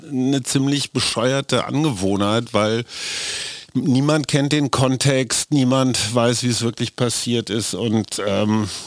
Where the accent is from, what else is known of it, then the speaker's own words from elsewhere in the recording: Berlin, Germany; als Berliner